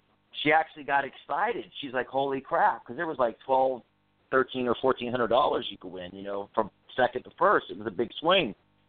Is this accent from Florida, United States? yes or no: yes; Orlando, Florida, United States; Oh, Orlando, Florida.